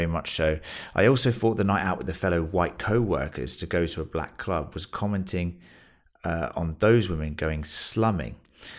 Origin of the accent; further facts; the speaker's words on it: Los Angeles, California, United States; I'm also black. I grew up in South Central Los Angeles and I was born in 1958.